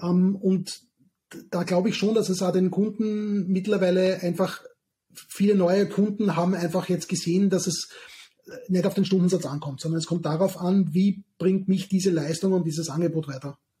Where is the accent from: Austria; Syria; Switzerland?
Austria; southern Austria; moved away; aus meiner alten Heimat im Süden von Österreich